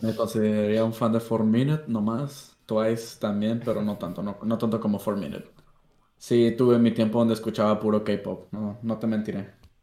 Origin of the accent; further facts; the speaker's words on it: Laredo, Texas, United States; nací en lo que es Largo, Texas, para allá. Soy gringo. Mitad mexicano